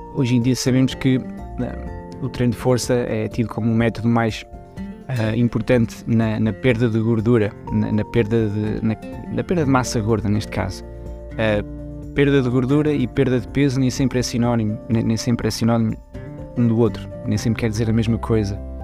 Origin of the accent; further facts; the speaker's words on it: Portugal; moved away as an adult; also born or lived in Switzerland / Vila Real, Portugal; now in Luxembourg; Eu nasci na Suíça, mas uh, os meus pais e a minha família uh, foram para Portugal muito cedo, então eu cresci praticamente em Portugal